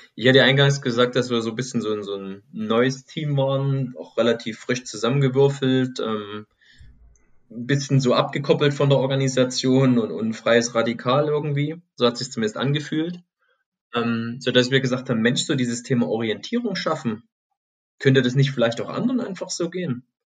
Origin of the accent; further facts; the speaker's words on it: Chemnitz, Saxony, Germany; now in Stuttgart, Germany; bin gebürtig aus dem Osten von Deutschland, aus Chemnitz, früher mal Karl-Marx-Stadt, und wohne jetzt hier in Stuttgart-Plining